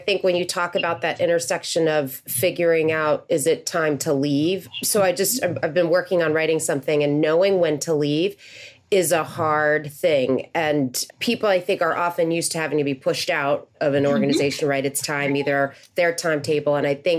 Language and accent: English; McLean, Virginia, United States; So I grew up in McLean